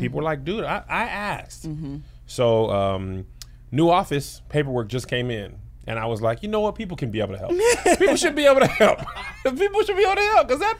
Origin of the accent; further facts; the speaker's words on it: El Paso, Texas, United States; I'm from El Paso.